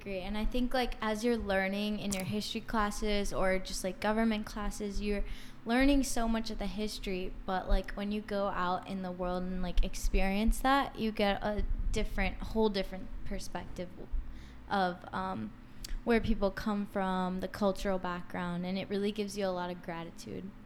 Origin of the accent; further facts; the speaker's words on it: Washington, D.C., East Coast, United States; I'm from the East Coast